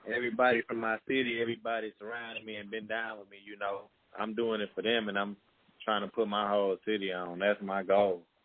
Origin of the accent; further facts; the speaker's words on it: Dickinson, Texas, United States; I'm from Dickinson, Texas.